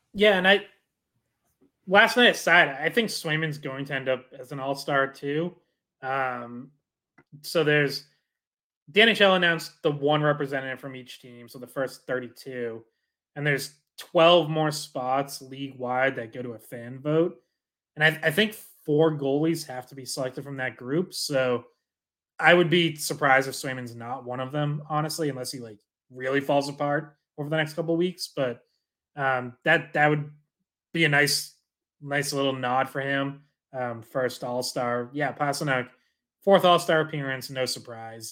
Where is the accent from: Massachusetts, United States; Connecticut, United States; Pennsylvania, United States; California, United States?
Massachusetts, United States; Dracut; I'm from Dorica, so I'm with you, like, went to Lockmarks's games growing up, Lowell Spinners